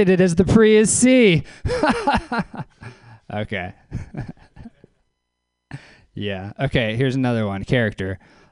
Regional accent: Louisiana, United States; now in Oakland, United States; I am from Louisiana. I live in Oakland.

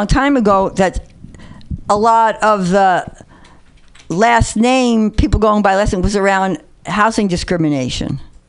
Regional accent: New York, United States; Now, I grew up in New York in the Bronx, and at the time, there was a lot of prejudice and discrimination against people from Puerto Rico.

